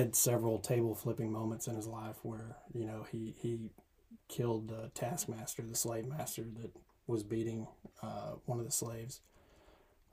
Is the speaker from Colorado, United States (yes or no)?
no; Tyler, Texas, United States; also born or lived in Charleston, South Carolina / Seattle, Washington / Palestine, Texas; grew up, born and bred in East Texas, in Tyler